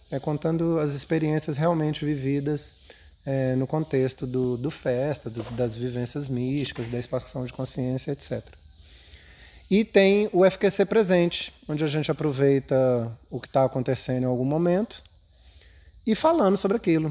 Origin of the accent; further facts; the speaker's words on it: Brasília, Federal District, Brazil; Eu cheguei em Brasília em 70